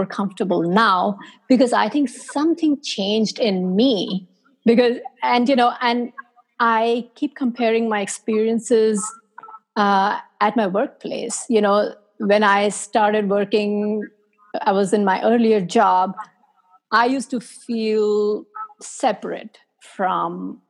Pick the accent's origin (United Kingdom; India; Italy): India; moved away as an adult; also born or lived in South Korea; now in United States; I was born and raised in India.